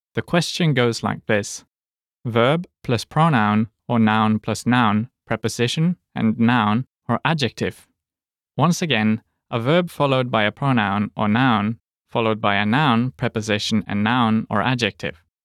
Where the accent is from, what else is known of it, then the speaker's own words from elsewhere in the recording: Norway; as Norwegians